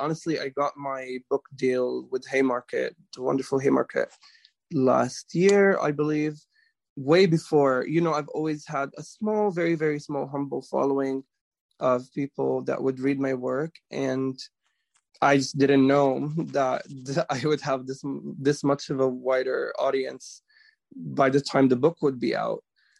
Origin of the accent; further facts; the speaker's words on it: Jerusalem, Palestine; born there; I was born in Jerusalem.